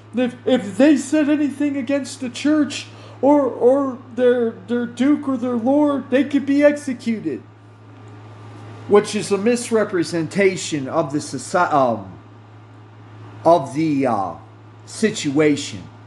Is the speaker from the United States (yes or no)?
yes; United States; I'm an American citizen by birth